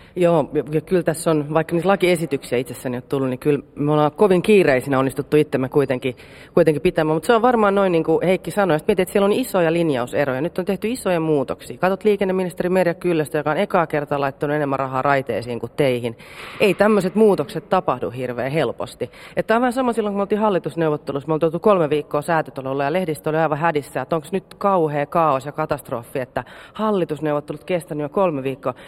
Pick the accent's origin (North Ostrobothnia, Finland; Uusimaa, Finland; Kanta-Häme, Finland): Uusimaa, Finland; Helsinki; mä oon stadilainen